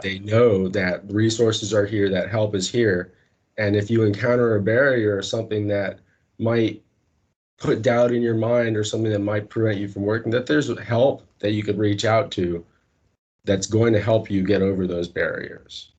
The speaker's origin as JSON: {"language": "English", "town": "North Miami", "region": "Florida", "country": "United States", "said": "originally I am from Miami, Florida, North Miami"}